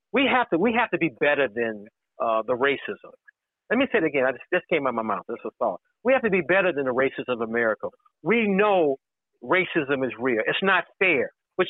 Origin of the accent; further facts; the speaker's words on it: Chicago, Illinois, United States; But I lived in the neighborhood. I grew up here.